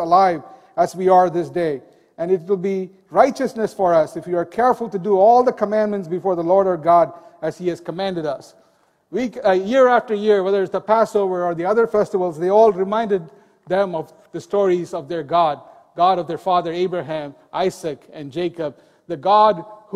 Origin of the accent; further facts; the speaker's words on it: India; Growing up in India, there were temples on every street